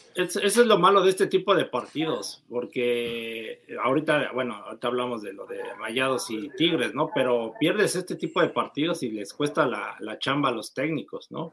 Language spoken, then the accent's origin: Spanish; Mexico; uno como mexicano